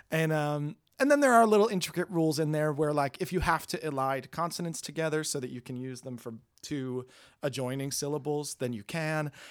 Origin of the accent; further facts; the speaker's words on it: New York, United States; now in Hollywood, United States; I'm from New York.